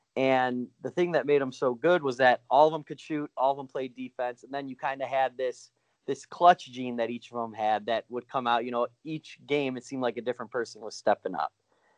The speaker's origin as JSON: {"language": "English", "area": "suburbs of Chicago", "region": "Illinois", "country": "United States", "also_born_or_lived": "Missouri", "moved": "yes", "said": "I am indeed from Illinois, you know, suburbs of Chicago. But I did go to Mizzou"}